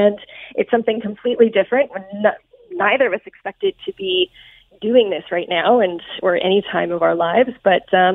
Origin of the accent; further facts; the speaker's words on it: Canada; as a Canadian